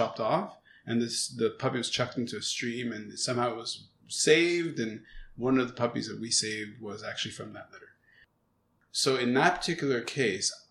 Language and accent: English; Montreal, Quebec, Canada; moved away as an adult; now in Hong Kong; Originally from Montreal, I learned it's cichlid. But I'm a Canadian, you know, I'm a very French person